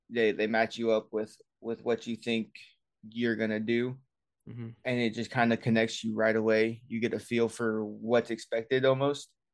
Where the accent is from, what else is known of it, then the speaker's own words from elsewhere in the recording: Lafayette, Indiana, United States; moved away as an adult; now in Indianapolis, United States; originally from Lafayette, so Purdue country